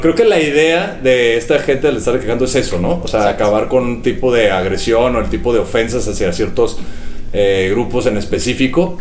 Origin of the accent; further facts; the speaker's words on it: Mexico; siempre estamos buscando como, como los mexicanos